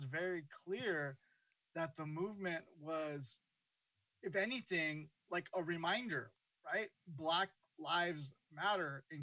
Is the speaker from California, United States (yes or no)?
yes; Los Angeles, California, United States; also born or lived in Honduras / New Jersey; I was born in Honduras, and I immigrated to this country young, from New Jersey to New Jersey, then to what was, I guess, South Central when I was a kid, and now it's just South Los Angeles. And I grew up in, you know, going to school, junior high school and high school in Watts